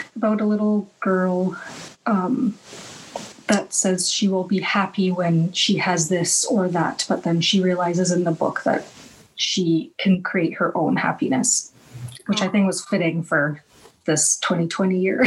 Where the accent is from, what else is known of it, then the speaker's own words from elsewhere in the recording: Canada; also born or lived in United States / Iran (ancestry); my background is Iranian, but I and I was born in America, but I've spent the majority of my life in Canada